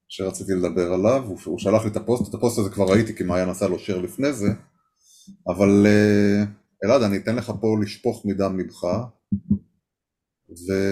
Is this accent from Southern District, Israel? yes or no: yes; Nahal Oz, Southern District, Israel; אני מקיבוץ נחל עוז, גם מהילידים. אה, קיבוץ נחל עוז, ספג עוד יותר, ממשיך לספוג והכל.